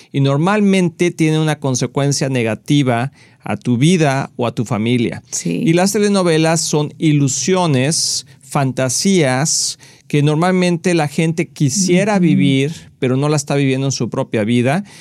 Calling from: Guanacaste, Costa Rica; Buenas, hermanos pastores. … de Guanacaste, Costa Rica. Los veo por televisión.

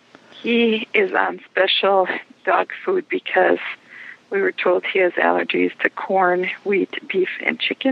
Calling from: Sheboygan, Wisconsin, United States; I'm calling from Sheboygan, Wisconsin.

